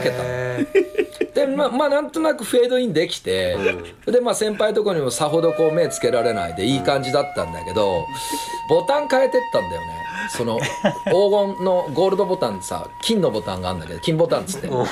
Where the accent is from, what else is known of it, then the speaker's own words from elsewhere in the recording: Nakano, Tokyo, Japan; 東京の俺らの地元